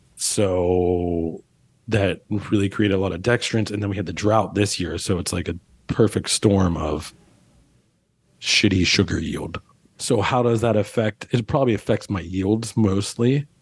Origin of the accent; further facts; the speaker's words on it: Pittsburgh, Pennsylvania, United States; now in New Orleans, United States; we grew up in Pittsburgh